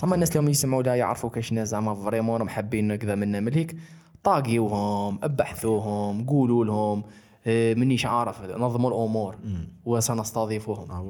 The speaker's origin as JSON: {"language": "Arabic", "country": "Algeria", "said": "انا جزائري"}